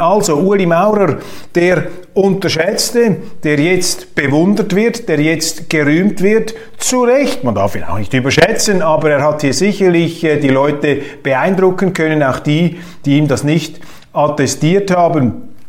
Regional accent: Switzerland

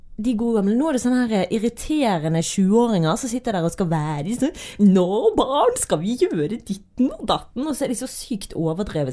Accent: Øygarden, Vestland, Norway; Jeg er fra Øygarden, der har ikke vi julegeit engang

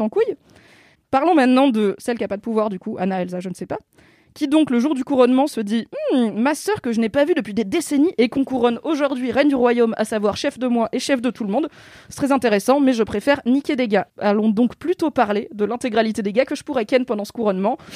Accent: Alsace, Grand Est, France; accent: Alsatian; J'ai le droit de faire l'accent alsacien, je suis alsacienne

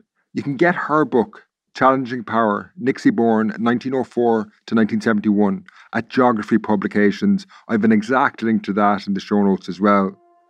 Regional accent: Castlecomer, Leinster, Ireland; Castlecomer, my hometown, is a pretty unusual place. Today, it's really picturesque. It's got a growing tourist industry.

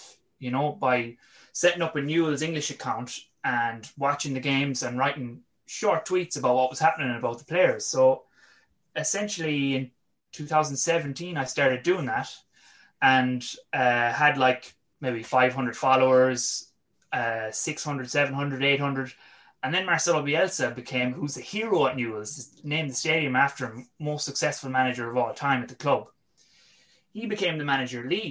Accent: west of Ireland, Ireland; also born or lived in London; my accent is definitely not Argentine. I'm from the west of Ireland

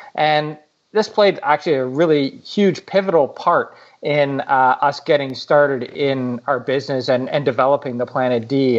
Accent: Canada; I'm from Canada

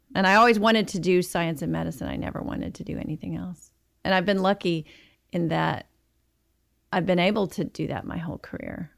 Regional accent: Marshall, Texas, United States; now in Dallas, United States; I grew up in Texas, in a small town in, uh, in East Texas, just about half an hour from the Louisiana border. and, uh, called Marshall

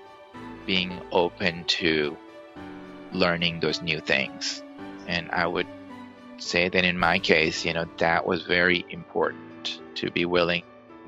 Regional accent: Karachi, Sindh, Pakistan; moved away as an adult; also born or lived in New York / Texas; now in United States; I grew up in Pakistan, and it was the farthest I'd ever traveled, may have been like India. And that culture is not hugely different from my culture in Karachi, Pakistan.

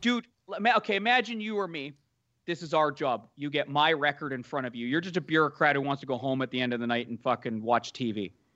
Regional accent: Canada; also born or lived in Toronto; now in Vancouver, Canada; I'm Canadian

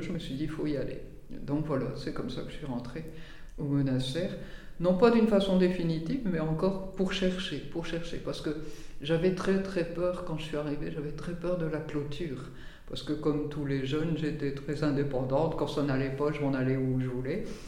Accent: the North, north of France, France; moved away as an adult; now in Tarascon, France; Je viens du Nord, j'ai vécu dans le Nord jusqu'à 30 ans

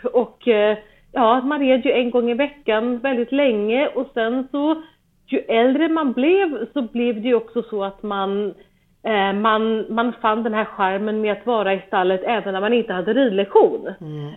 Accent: Stockholm, Stockholm County, Sweden; moved away as an adult; now in Germany; vi började på, eh, på ridskolan i närheten av där vi är uppvuxna

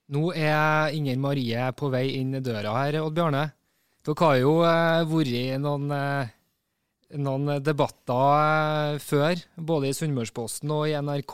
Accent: Trøndelag, Norway; Som trønder

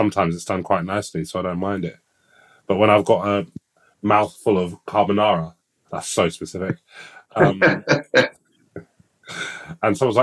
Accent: London, United Kingdom; I grew up in East London

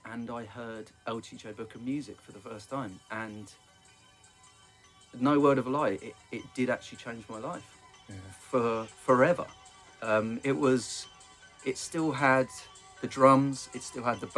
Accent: Luton, East of England, United Kingdom; So I'm from Luton originally

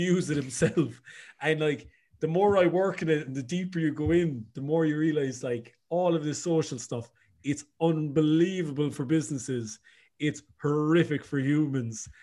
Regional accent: Cork, Munster, Ireland; moved away as an adult; also born or lived in Dublin; now in Galway, Ireland; I'm originally from Cork.

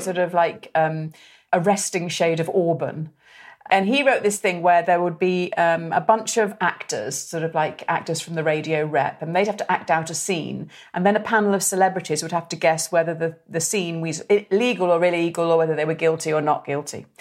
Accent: the Wirral, Merseyside, North West England, United Kingdom; I'm from the Wirral, from Merseyside, so, so my voice, you know, I didn't have a voice like

